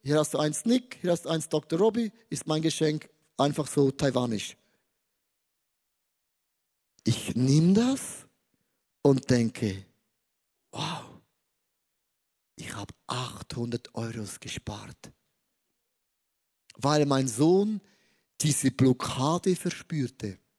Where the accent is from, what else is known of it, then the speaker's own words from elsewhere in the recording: Switzerland; Hallo, ich bin Schweizer, bodenständig klein und stehe.